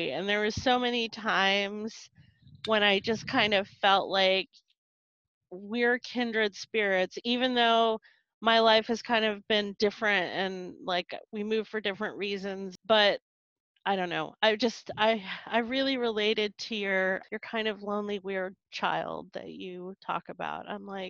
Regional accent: North Carolina, United States; also born or lived in Stockton, California / upstate New York / Colorado / Texas; now in Seattle, United States; So I was born in California, in Stockton, California. And we moved to upstate New York when I was a kid, when I was a baby, like two. And we moved to North Carolina when I was seven.

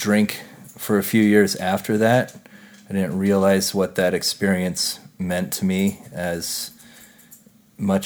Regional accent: Louisville, Colorado, United States; also born or lived in Boulder, Colorado; I grew up in Louisville, Colorado

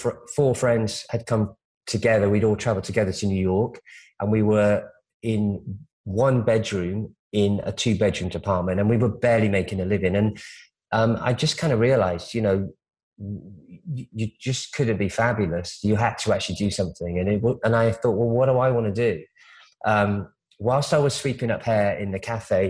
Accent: United Kingdom; moved away as an adult; also born or lived in Omaha, Nebraska, United States / London, United Kingdom; now in Los Angeles, United States; I grew up in the UK, but I was born in America.

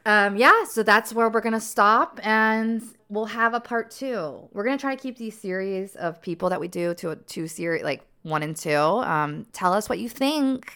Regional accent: the South, United States; moved away; I'm from the South

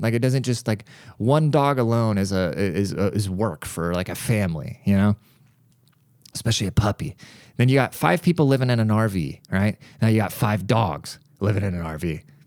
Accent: United States

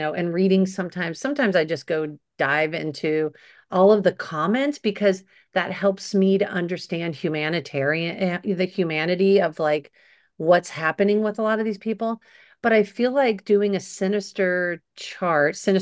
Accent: Los Angeles, California, United States; I was doing it from Sherman Oaks at my mom, you know, at my childhood home.

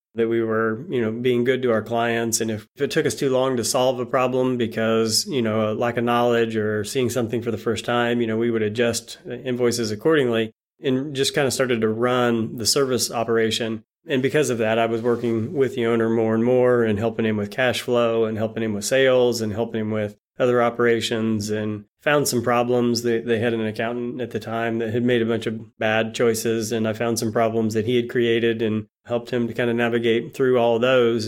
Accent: Bolivar, Missouri, United States; also born or lived in Norfolk, Virginia / Springfield, Missouri; born and raised in a town called Bolivar, Missouri

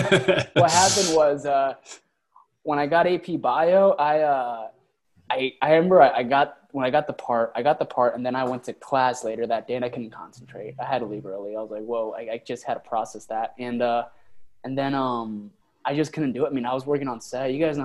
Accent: Rancho Cucamonga, California, United States; I grew up in Rancho Cucamonga, so I don't know how you guys are familiar with California, but it's a much more conservative area of California. You know what I mean? And it's just a suburban neighborhood, so.

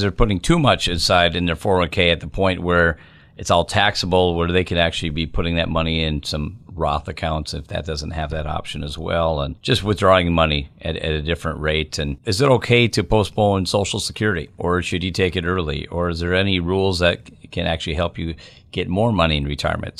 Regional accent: Minnesota, United States; moved away as an adult; now in Wisconsin, United States; I live right over the border in Wisconsin, I grew up in Minnesota

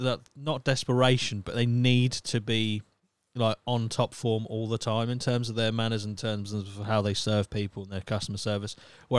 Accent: United Kingdom; because we're British

